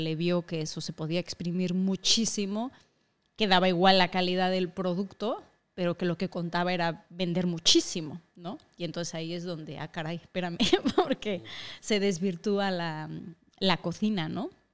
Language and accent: Spanish; Mexico; moved away as an adult; also born or lived in Asturias; now in Madrid, Spain; soy mitad y mitad, que soy mitad asturiana, mitad mexicana